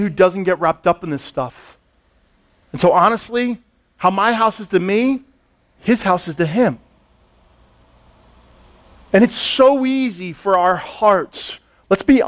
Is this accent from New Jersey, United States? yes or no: yes; Allendale, New Jersey, United States; I grew up in Allendale, Upper Saddle River